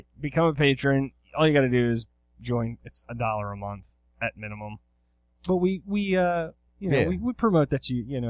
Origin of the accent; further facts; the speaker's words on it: Eastern Shore, Maryland, United States; I grew up on the Eastern Shore